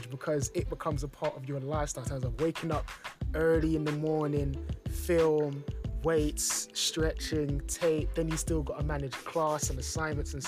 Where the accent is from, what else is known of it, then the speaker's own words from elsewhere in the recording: London, United Kingdom; growing up in London, it was pretty much football